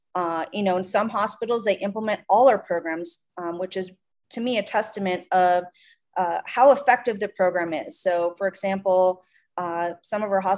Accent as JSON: {"language": "English", "region": "Minnesota", "country": "United States", "accent": "Midwest", "lives_now": "Tucson, United States", "said": "I'm from Minnesota."}